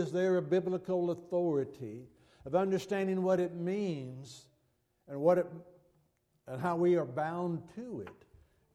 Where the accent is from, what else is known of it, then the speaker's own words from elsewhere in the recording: United States; as an American